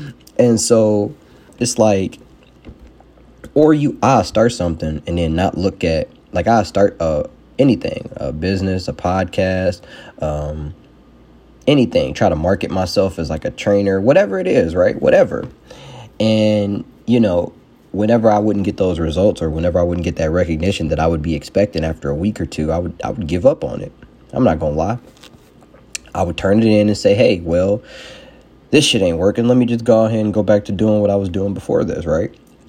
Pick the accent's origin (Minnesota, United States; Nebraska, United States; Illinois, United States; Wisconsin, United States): Illinois, United States; Chicago; Everybody, the thing I hear a lot that people like to use, well, I'm from Chicago. People just be hating.